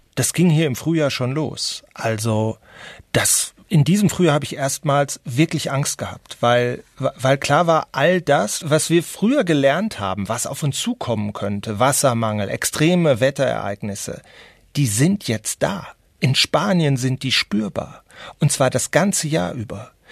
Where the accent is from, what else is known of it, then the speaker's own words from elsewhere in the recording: North Rhine-Westphalia, Germany; als Westfale